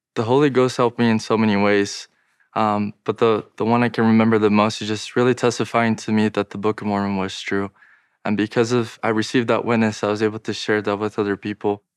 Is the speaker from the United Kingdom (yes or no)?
no; Brazil; I'm from Brazil